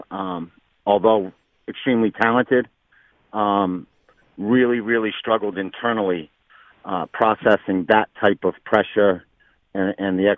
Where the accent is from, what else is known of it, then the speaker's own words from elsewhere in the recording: Fall River, Massachusetts, United States; So, basketball was everything to Fall River. You know, I grew up in a time where, you know, Durfee basketball was bigger than the Boston Celtics.